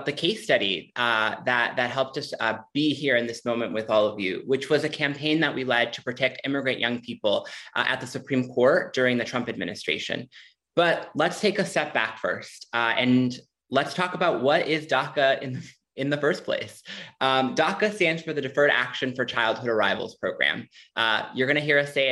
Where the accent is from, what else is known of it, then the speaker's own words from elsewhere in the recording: Minneapolis, Minnesota, United States; also born or lived in Mexico; I came to the U.S. from Mexico when I was just a few months old, and I grew up queer and undocumented in Minneapolis